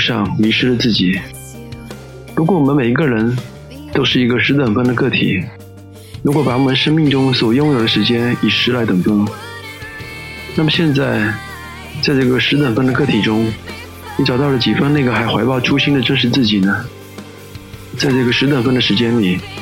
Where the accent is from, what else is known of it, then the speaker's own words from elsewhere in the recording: China; 我们中国人